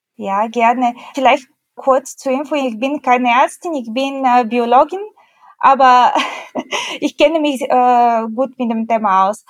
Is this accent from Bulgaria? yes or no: yes; Bulgaria; now in Germany; ich komme ursprünglich aus Bulgarien